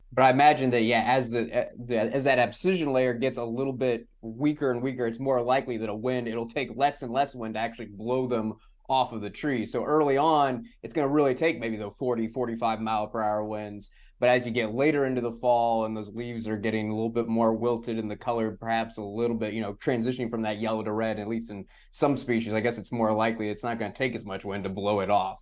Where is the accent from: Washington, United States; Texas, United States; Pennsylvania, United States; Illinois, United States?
Texas, United States; San Antonio; also born or lived in Richmond, Virginia / Cincinnati, Ohio; now in Chicago, United States; growing up in San Antonio